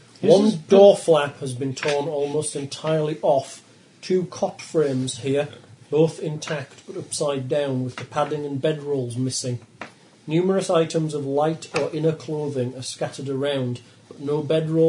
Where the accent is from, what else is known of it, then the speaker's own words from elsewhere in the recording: England, United Kingdom; accent: English; That's my English accent.